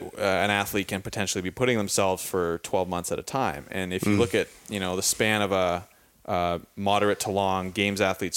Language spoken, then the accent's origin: English; Victoria, British Columbia, Canada; I'm from Victoria, BC, on the west coast of Canada.